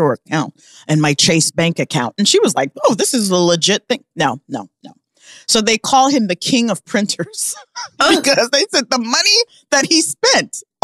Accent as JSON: {"language": "English", "town": "Omaha", "region": "Nebraska", "country": "United States", "moved": "yes", "lives_now": "New York City, United States", "said": "I'm from Omaha"}